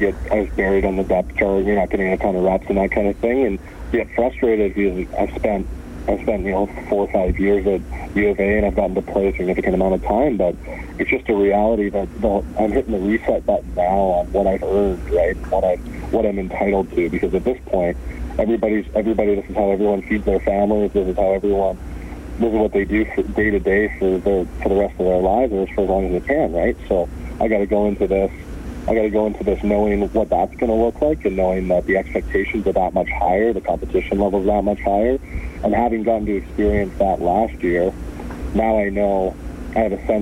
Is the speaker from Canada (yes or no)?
yes; Canada; as a Canadian